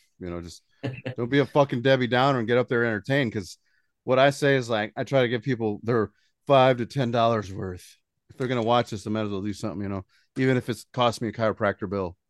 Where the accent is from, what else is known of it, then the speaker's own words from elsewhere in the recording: Indiana, United States; accent: southern; We got a southern accent since we're from Indiana.